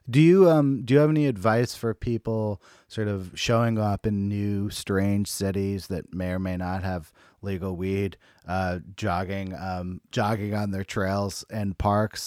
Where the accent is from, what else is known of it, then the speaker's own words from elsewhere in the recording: Bay Area, California, United States; I'm from the Bay Area